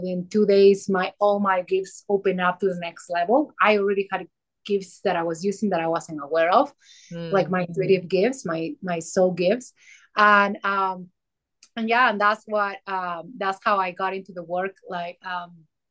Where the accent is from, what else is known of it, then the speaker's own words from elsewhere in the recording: Peru; now in Colorado, United States; I am from Colorado. Nowadays I'm Coloradian, but I grew up in Peru. So you're going to hear an accent.